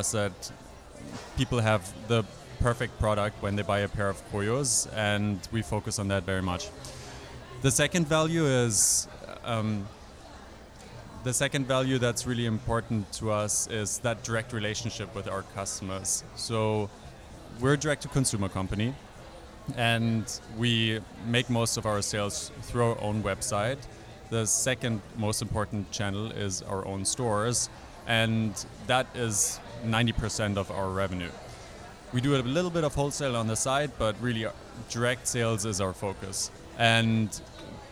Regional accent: Germany; moved away as an adult; also born or lived in Europe; now in United States; I grew up in Germany and in a couple of other places in Europe

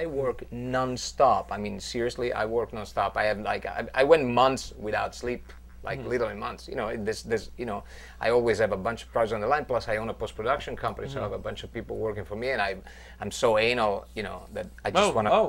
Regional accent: Van Nuys, California, United States; Okay. Yeah, exactly. It's fake. Yeah. I'm from Van Nuys.

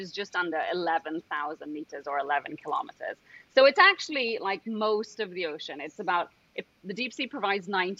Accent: Trinidad & Tobago; I'm from Trinidad and Tobago, which is actually where I am right now

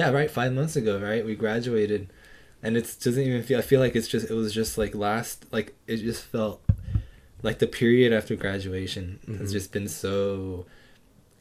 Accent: Riverside County, California, United States; moved away as an adult; now in Frederick, United States; Born and raised in Riverside County. So not exactly Riverside City, but just in the county itself

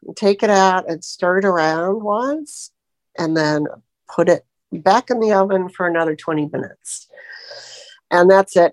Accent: Florida, United States; I'm from Florida

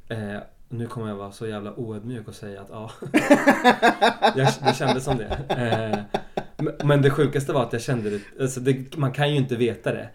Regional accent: Stockholm, Stockholm County, Sweden; jag är också uppväxt på Södermalm i en väldigt svensk skola

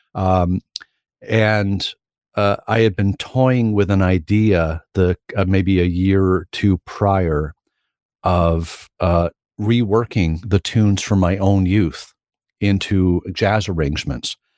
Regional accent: Sarnia, Ontario, Canada; moved away as an adult; also born or lived in Baton Rouge; we came back from Baton Rouge to Sarnia, and I was in Sarnia until I was twenty-two

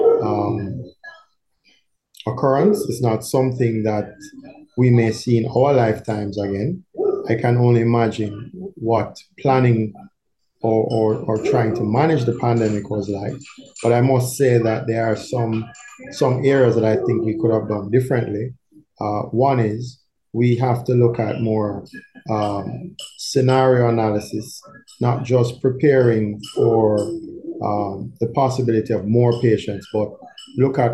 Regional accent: Kingston, Jamaica; also born or lived in Barbados / Cuba; I grew up in Kingston 8, as Kingston 8 as it gets

